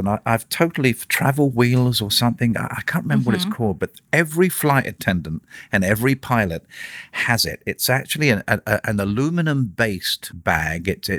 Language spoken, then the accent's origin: English; Portsmouth, South East England, United Kingdom; born there; I was born in England, in a place called Portsmouth, which is in a borough called Hampshire.